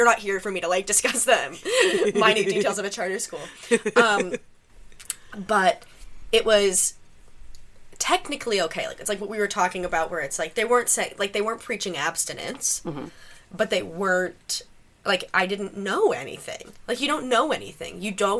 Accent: United States; now in Canada; I grew up in the States.

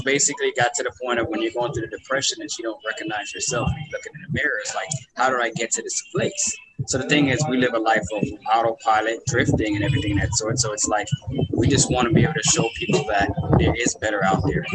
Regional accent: Houston, Texas, United States; I grew up in Houston, Texas

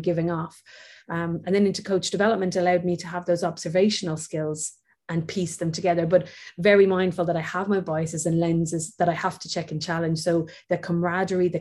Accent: Waterford, Munster, Ireland; moved away; I'm from Waterford, where the Waterford Crystal is

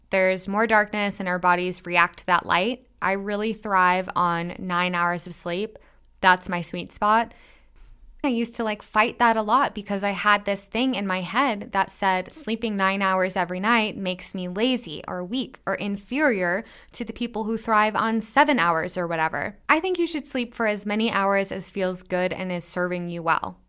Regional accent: Midwest, United States; I'm from the Midwest, and we have some gnarly winters

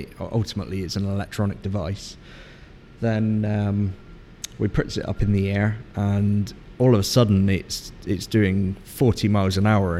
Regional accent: England, United Kingdom; And me being an Englishman, I was like, nah, it'd be all right.

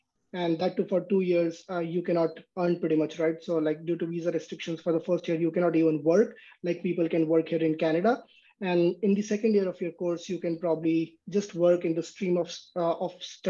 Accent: India; moved away as an adult; also born or lived in San Jose / Seattle, Washington / Vancouver; now in East Coast, United States; I come from India

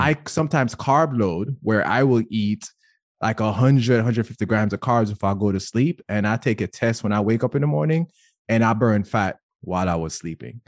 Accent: Jamaica; now in United States; I grew up in Jamaica

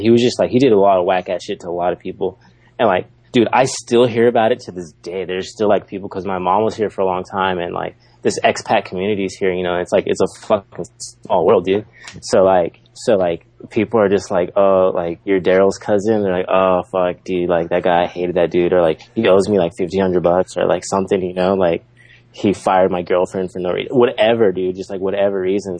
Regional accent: San Diego, California, United States; first language English; moved away as an adult; now in Osaka, Japan; I grew up I'm from San Diego

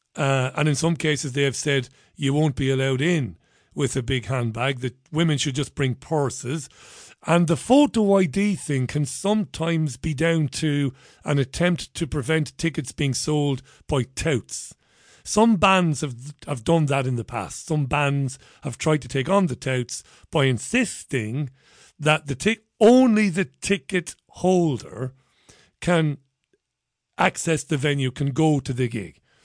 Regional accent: Waterford, County Waterford, Ireland; I went to my church in Saint Saviour's in Ballybeg

